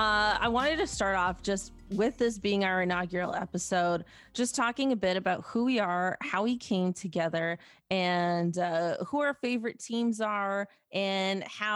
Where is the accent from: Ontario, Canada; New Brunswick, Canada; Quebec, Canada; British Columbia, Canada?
Ontario, Canada; Mississauga; I'm from Mississauga.